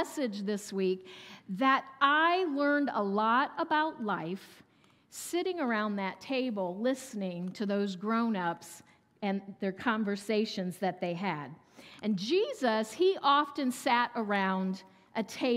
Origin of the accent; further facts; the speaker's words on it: Ohio, United States; also born or lived in South Carolina; I was born and raised in Ohio and stayed here most of my life